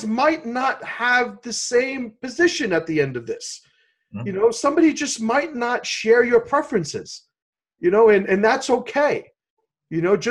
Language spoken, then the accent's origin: English; New York City, New York, United States; My father's from Puerto Rico, and I grew up in the South Bronx